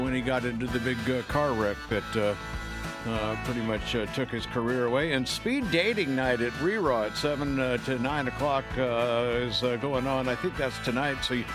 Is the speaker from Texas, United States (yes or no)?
no; Estes Park, Colorado, United States; born or raised there; moved away